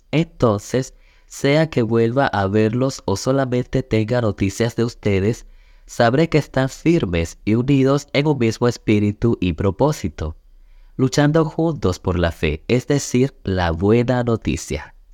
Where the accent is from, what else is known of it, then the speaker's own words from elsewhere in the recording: Chimbote, Ancash, Peru; somos ciudadanos chimbotanos y de otras muchas ciudades terrenales